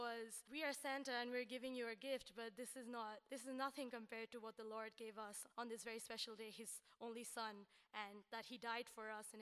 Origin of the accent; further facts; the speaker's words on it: India; moved away as an adult; I'm from India